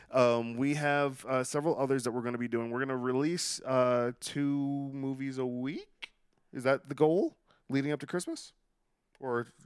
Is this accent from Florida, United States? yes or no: yes; Palm Coast, Florida, United States; I'm from Palm Coast. I lived in Brooklyn for that long.